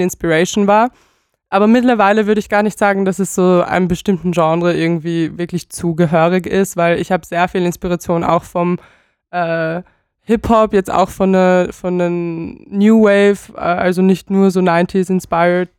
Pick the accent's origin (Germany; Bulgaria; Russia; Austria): Bulgaria; moved away; ich komme aus Bulgarien